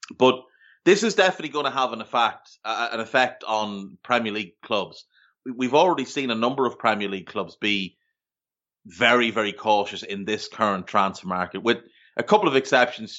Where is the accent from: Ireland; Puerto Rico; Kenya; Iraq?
Ireland; moved away as an adult; also born or lived in Australia; now in Canada; growing up in Ireland, we had the exact same thing because most of our T V came from the U K